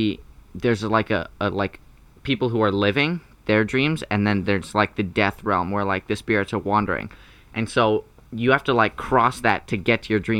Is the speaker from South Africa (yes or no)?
yes; South Africa; I'm like South African